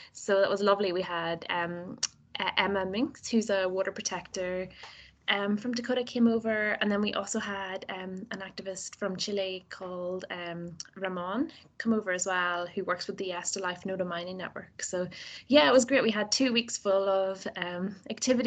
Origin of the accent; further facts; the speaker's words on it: Northern Ireland, United Kingdom; accent: Nordy; my Nordy accent